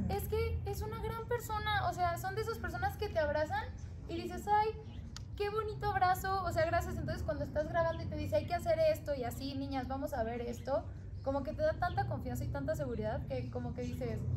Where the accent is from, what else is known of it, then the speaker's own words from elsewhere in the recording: Ciudad Obregón, Sonora, Mexico; yo crecí en Obregón y, y lo veía en televisión